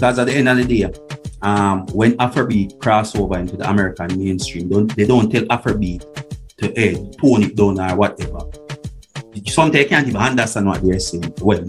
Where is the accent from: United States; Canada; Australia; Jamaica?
Jamaica